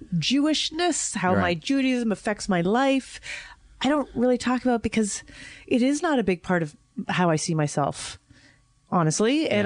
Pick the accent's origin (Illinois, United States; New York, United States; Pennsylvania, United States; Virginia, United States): New York, United States; In London, they despised them. I just kept saying, but I'm from New York.